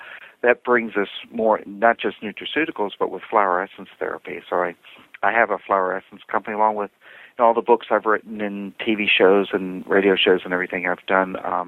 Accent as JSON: {"language": "English", "region": "Virginia", "country": "United States", "said": "I'm from Virginia, kind of lived all over the planet growing up."}